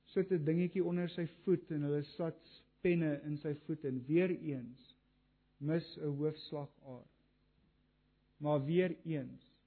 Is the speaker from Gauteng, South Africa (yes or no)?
no; Kriel, Mpumalanga, South Africa; Ek het op Kriel groot geword